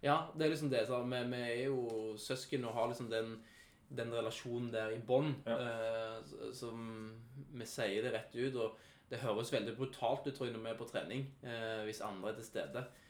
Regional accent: Sandnes, Rogaland, Norway; Jeg kommer fra Lura.

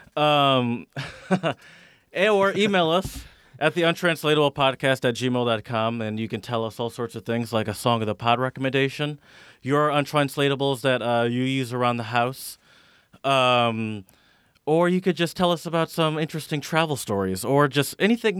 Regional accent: Michigan, United States; growing up in Michigan

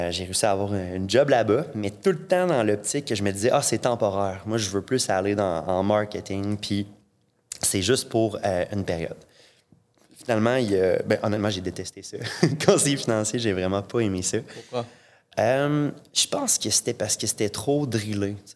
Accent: Saint-Georges, Quebec, Canada; je viens de Saint-Georges. Euh, il n'y euh, a pas, d'université à Saint-Georges.

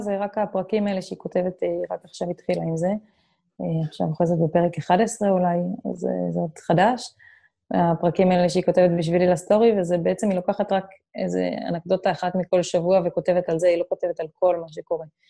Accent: Israel; moved away as an adult; המקורות שלנו הם ישראלים

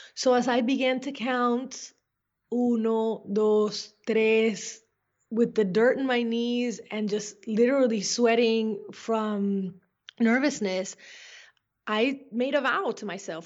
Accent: Caracas, Capital District, Venezuela; moved away as an adult; also born or lived in Brainerd, Minnesota; now in United States; I was born in the beautiful Caracas, Venezuela, which to me is a place that has always been filled with nature and magic and wonder. And I grew up lucky enough to have a family, especially my dad, who really wanted me to appreciate my hometown

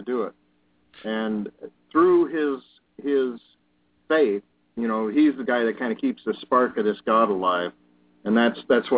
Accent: Colorado, United States; now in Wisconsin, United States; I grew up in Colorado in the mountains, mm-hmm. in a small town

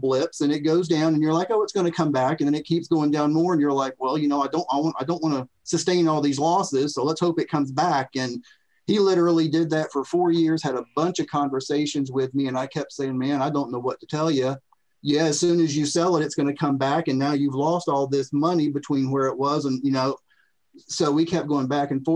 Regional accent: Florida, United States; moved away as an adult; now in Tennessee, United States; I'm from Florida

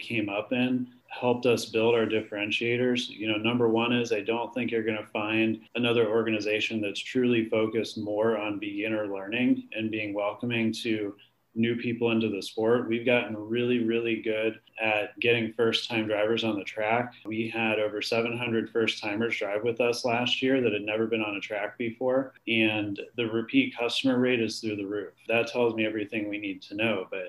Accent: Canton, Ohio, United States; we're headquartered out of Canton, Ohio. That's where I'm from

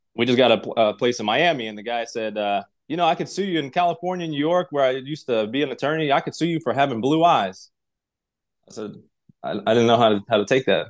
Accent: Tashkent, Uzbekistan; English is a second language; also born or lived in Russia; now in United States; I'm originally from Tashkent, Uzbekistan. Grew up there, uh, lived in Russia for part of time in a small little village in Kinyel.

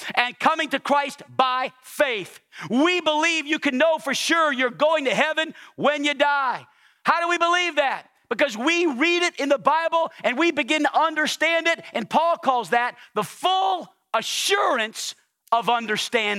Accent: New Orleans, Louisiana, United States; now in Arkansas, United States; I'm from New Orleans, Louisiana

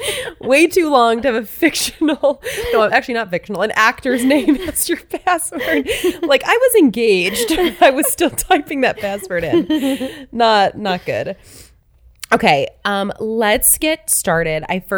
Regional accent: Michigan, United States; accent: Michigan; Like, I'm just a girl from the Midwest, you know, I just got rid of my Michigan accent, so.

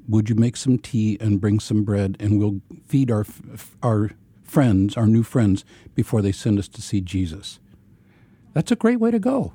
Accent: Ozarks of Missouri, United States; I grew up in a brethren context. uh, in the Ozarks of Missouri

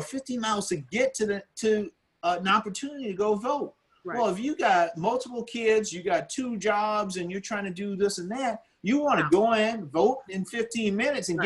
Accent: Orangeburg, South Carolina, United States; I grew up here in South Carolina in, in, a town called Orangeburg

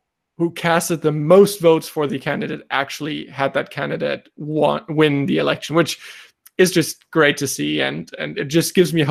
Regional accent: Germany; I'm from Germany

